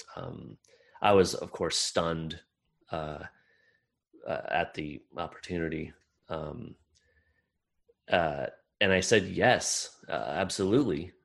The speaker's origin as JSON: {"language": "English", "region": "Iowa", "country": "United States", "tie": "born or raised there", "said": "I grew up in Midwestern, small town Midwestern, uh, the state of Iowa in uh, America."}